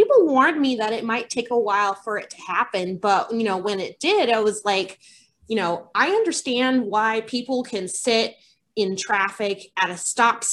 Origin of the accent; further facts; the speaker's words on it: Colorado, United States; I grew up in Colorado